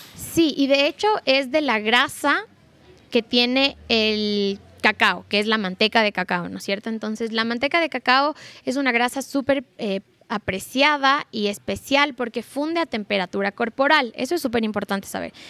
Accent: Ecuador; nosotros como ecuatorianos

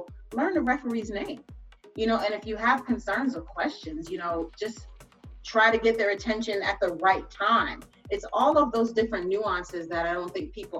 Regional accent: New York City, New York, United States; growing up in New York

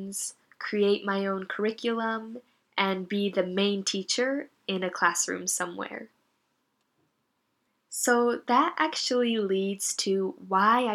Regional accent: Northeastern United States, United States; moved away as an adult; now in Japan; I am from the United States. More specifically, I'm from the East Coast of the country

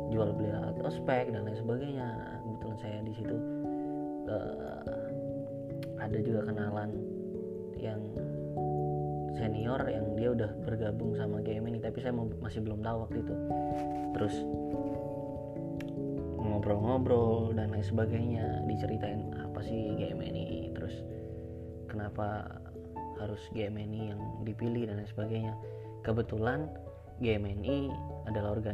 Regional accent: Banyuwangi, East Java, Indonesia; saya asalnya dari Banyuwangi jadi masih di Jawa Timur aja sih tapi Banyuwangi itu di Jawa Timur paling timur banget

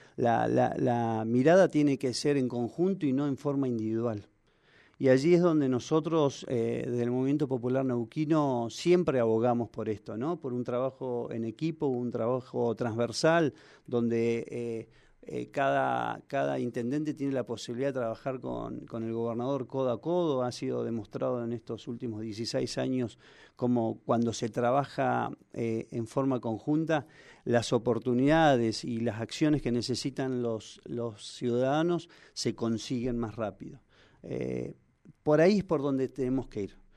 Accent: Argentina; Los argentinos somos

